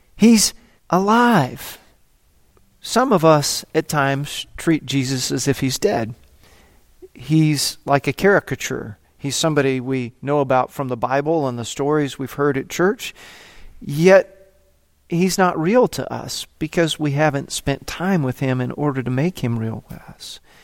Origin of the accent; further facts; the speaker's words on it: United States; moved away as an adult; also born or lived in South Africa; I'm from America